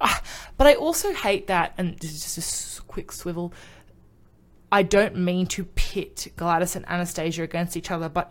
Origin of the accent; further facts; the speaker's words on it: New South Wales, Australia; now in Queensland, Australia; I'm born and raised in New South Wales